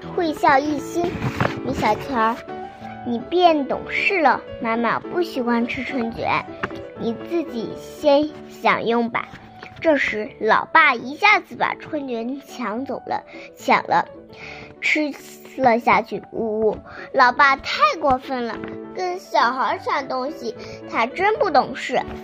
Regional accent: Binzhou, Shandong, China; 我来自山东省滨州市

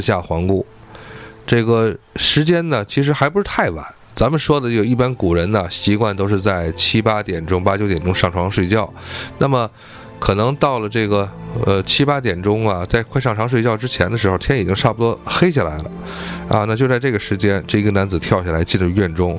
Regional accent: Tianjin, China; accent: Tianjin dialect; 我们天津话

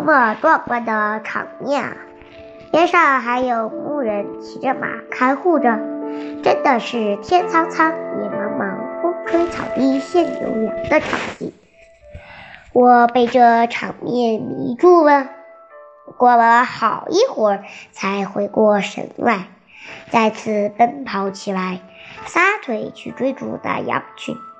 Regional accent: Shandong, China; 得知我们是山东的游客后

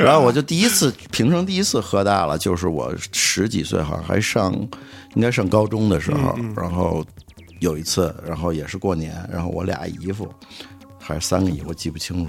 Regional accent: Tianjin, China; 我天津人嘛，原来我们天津一大家子人，

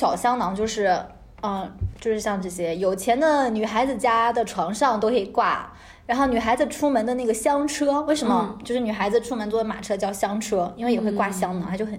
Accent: China; 我们中国人复制的能力，你还怀疑吗？

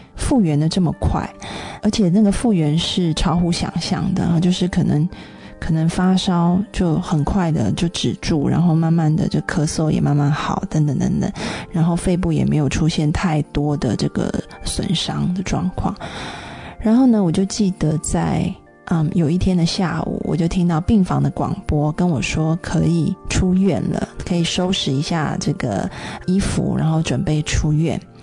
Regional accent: Taiwan; 因为那时候呃我在中国，那所以当我得了 SARS 就赶快回到台湾。

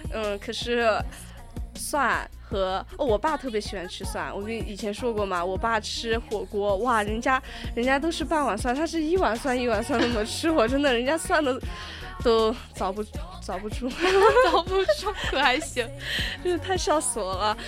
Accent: China; 我们中国人，不像他们西方人

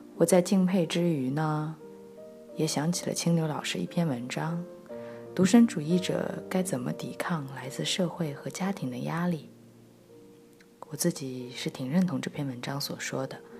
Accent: China; 我们是中国人

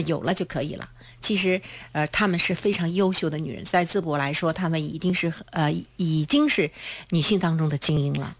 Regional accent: China; 我们中国人

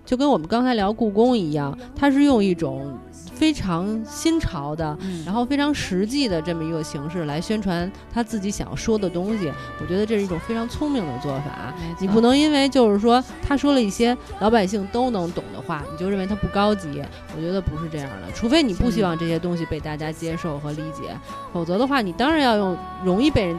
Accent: China; 原来我们中国人是不爱去逛博物馆的，

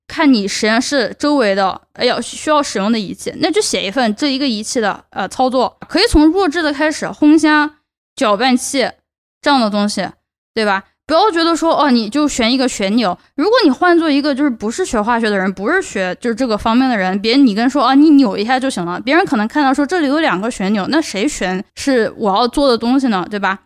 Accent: China; accent: Chinese; first language Chinese; moved away as an adult; now in United States; 我是从中国来的，我有中国， 我有中国口音

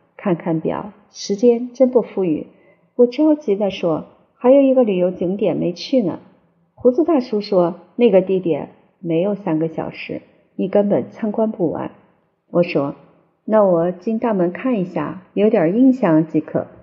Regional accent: China; 在中国，我们虽然大力推广普通话

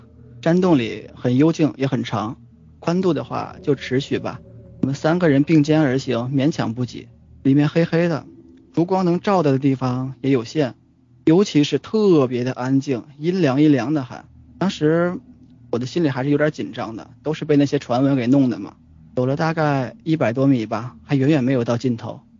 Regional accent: Tangshan, Hebei, China; moved away; 就是我们老家唐山，

